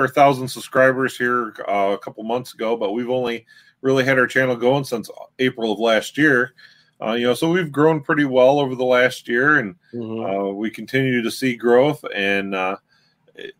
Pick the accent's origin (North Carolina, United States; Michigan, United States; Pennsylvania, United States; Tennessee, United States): Michigan, United States; we're from Michigan and we do a lot of content right here in our home state